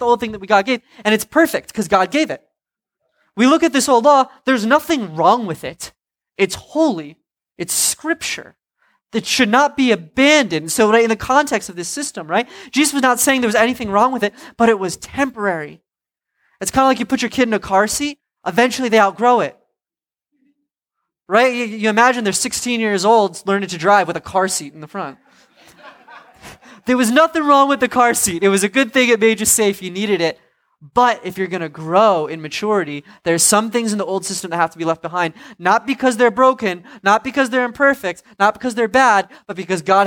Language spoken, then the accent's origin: English; Providence, Rhode Island, United States; I'm from Providence.